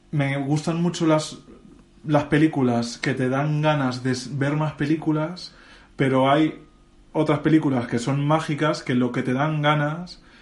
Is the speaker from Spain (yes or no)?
yes; Castilla-La Mancha, Spain; en mi caso encima soy manchego